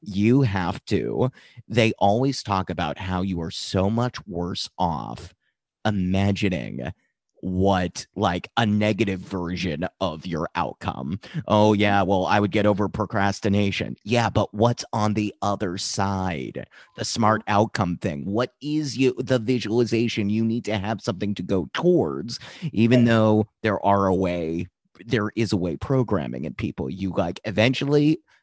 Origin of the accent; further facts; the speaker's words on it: Boston, Massachusetts, United States; I was born in Boston, Massachusetts, 1989. So, Boston, Mass